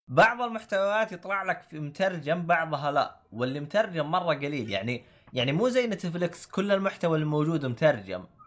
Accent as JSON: {"language": "Arabic", "country": "Saudi Arabia", "moved": "as an adult", "lives_now": "United Kingdom", "said": "انا اصلا حسابي سعودي"}